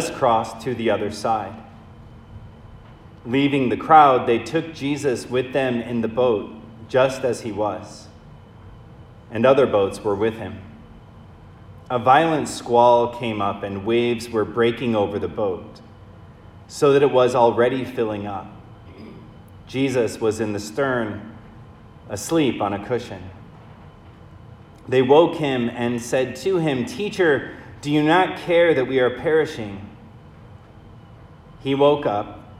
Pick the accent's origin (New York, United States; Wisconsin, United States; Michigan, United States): Michigan, United States; I grew up in Michigan, and my father is an Irish immigrant